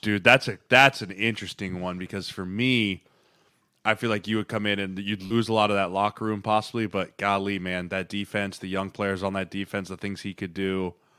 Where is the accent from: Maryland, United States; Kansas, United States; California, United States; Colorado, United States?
Colorado, United States; Denver; growing up in Denver